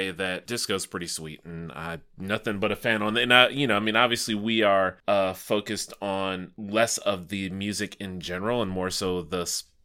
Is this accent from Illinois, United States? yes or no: yes; Chicago, Illinois, United States; as a Chicagoan